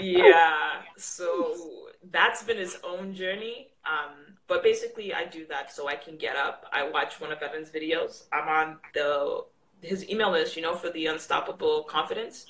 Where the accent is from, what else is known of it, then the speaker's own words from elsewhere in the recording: Canada; I'm Canadian